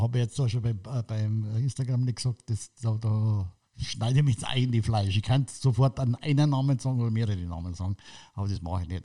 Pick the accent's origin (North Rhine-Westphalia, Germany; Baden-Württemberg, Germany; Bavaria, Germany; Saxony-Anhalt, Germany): Bavaria, Germany; Munich; Ich bin im Glockenbach aufgewachsen